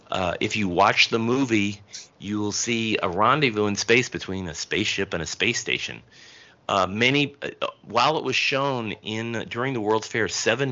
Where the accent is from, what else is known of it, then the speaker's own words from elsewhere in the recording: Elizabeth, New Jersey, United States; Thomas Mitchell, who comes from my hometown of Elizabeth, New Jersey.